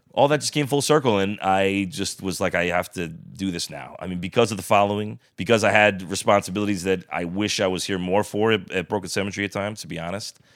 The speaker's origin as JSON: {"language": "English", "town": "Bethel", "country": "United States", "tie": "born or raised there", "said": "grew up in a house next to where he grew up in on Grand Street in Bethel"}